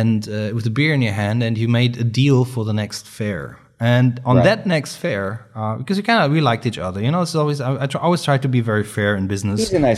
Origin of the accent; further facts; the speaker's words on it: Germany; English is a second language; We're from Germany, of course, it was much easier for us to get in.